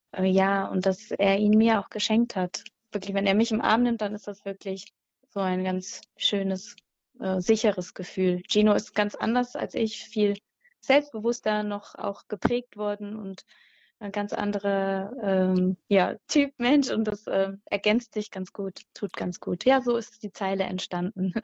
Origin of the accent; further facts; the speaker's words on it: Mettmann, North Rhine-Westphalia, Germany; now in Hüttenberg, Germany; ich komme eigentlich aus der Nähe von Düsseldorf, Mettmann